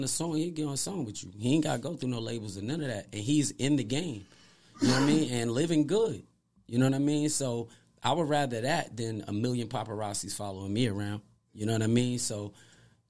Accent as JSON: {"language": "English", "town": "Fayetteville", "region": "North Carolina", "country": "United States", "said": "I'm from Fayetteville. It's like the Brooklyn of fucking NC to me"}